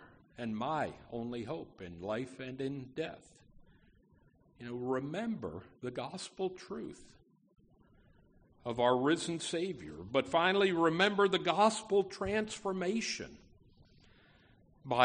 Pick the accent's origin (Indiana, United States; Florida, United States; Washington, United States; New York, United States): New York, United States; Schenectady; now in Opelousas, United States; Schenectady, New York, my hometown